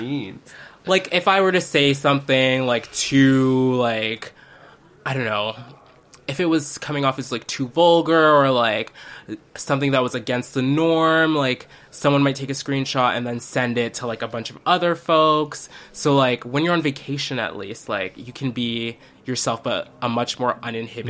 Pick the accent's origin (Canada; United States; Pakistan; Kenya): Canada; me being the Canadian visiting